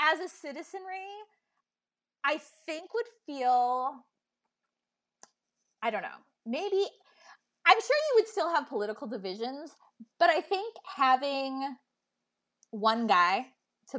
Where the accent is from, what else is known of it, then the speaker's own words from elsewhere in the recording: Canada; As a Canadian